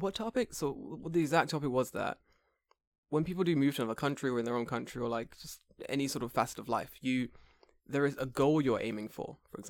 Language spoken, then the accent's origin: English; United Kingdom; I'm like that with rain because I'm from Britain.